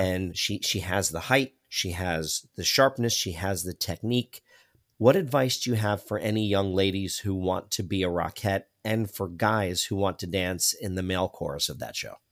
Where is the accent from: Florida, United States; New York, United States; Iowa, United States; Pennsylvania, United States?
Florida, United States; South; I was born and raised in South Florida